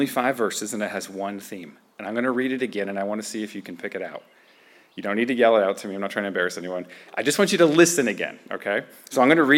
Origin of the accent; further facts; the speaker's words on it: United States; American Christians